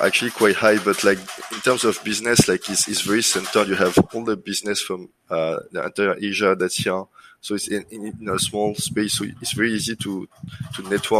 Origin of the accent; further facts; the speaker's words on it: France; accent: French; English is a second language; now in Singapore; Yeah, correct. So actually I started as my first job was software engineer for like a reporting system for nuclear power plants in France.